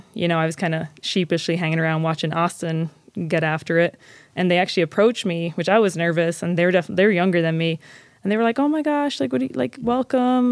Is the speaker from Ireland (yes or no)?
yes; Ireland; moved away as an adult; also born or lived in Claremore, Oklahoma; now in Ogden, United States; growing up in Ireland, there was never anything like skateboarding